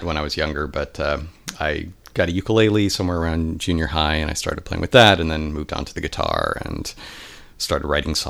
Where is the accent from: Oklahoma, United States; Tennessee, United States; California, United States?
California, United States; El Cajon; moved away as an adult; also born or lived in England / Santa Barbara; now in San Francisco, United States; So I grew up in El Cajon, which is East County in San Diego. And I lived there for most of my early life. I lived for a year in England.